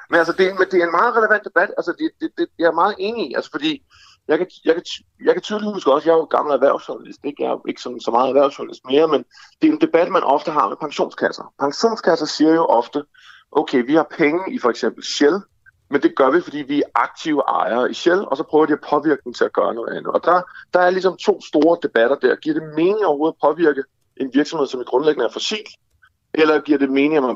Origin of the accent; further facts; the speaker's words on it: Denmark; Både som dansker og som aktionær i virksomheden.